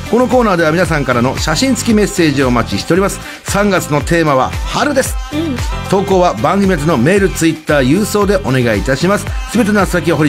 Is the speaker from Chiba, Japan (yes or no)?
yes; Chiba, Japan; 僕も千葉県出身で